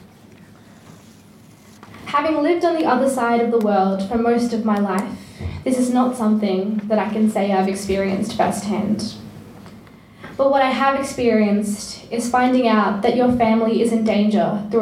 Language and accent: English; India; now in Australia; I come from a village where cows and stray dogs roam the streets